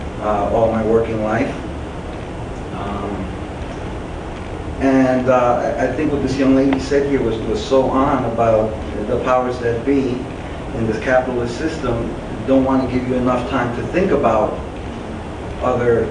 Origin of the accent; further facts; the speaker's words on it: Nicaragua; also born or lived in New York City, United States; now in Washington, D.C., United States; I was born in New York City, but as a baby was taken to Nicaragua to grow and live there